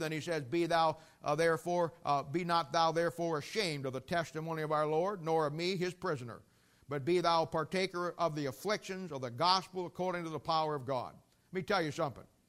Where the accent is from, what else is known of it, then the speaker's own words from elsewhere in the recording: United States; I live in America, and technically speaking, I'm an American. I have an American passport.